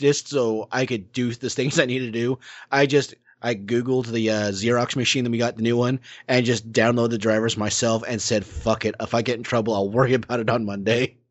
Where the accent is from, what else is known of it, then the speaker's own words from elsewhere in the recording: Oklahoma, United States; my hometown in Oklahoma